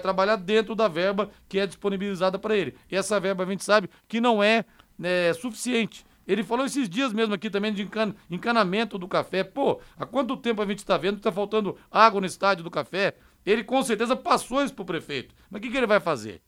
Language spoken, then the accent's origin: Portuguese; São José dos Campos, São Paulo, Brazil; now in Londrina, Brazil; eu, né, que sou paulista, ouvia muito a rádio de São Paulo, lá em São José dos Campos